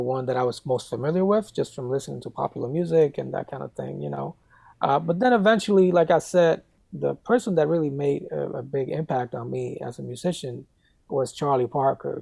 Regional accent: San Juan, Puerto Rico; moved away as an adult; now in United States; I grew up in San Juan, Puerto Rico. I lived there pretty much until I was 19 years old and ended up moving to the United States to go to college

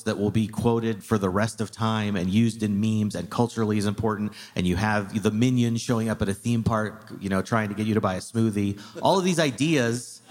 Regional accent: Arizona, United States; moved away; I grew up in Arizona

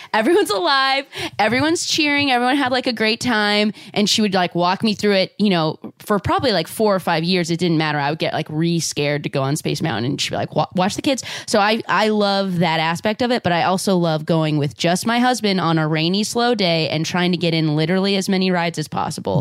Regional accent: Southern California, United States; I'm from Southern California, so I grew up going to Disneyland a lot

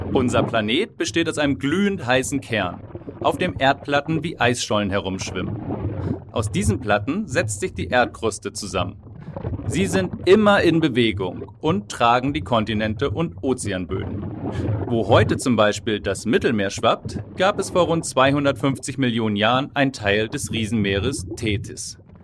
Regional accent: Schleswig-Holstein, Germany; Da wo ich herkomme, aus Schleswig-Holstein

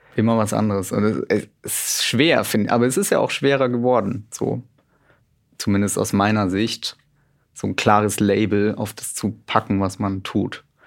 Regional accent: Middle Franconia, near Nuremberg, Bavaria, Germany; now in Cologne, Germany; ich wohne jetzt in Köln, bin aber ursprünglich Mittelfranke. Ah. Genau, von da komme ich her. Nähe Nürnberg

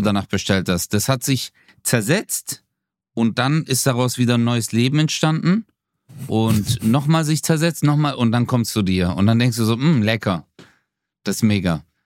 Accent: Swabia, Germany; ich bin Schwabe

